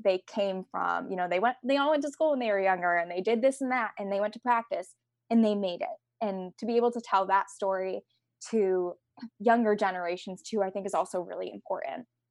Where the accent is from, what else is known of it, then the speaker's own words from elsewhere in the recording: Connecticut, United States; I grew up in Connecticut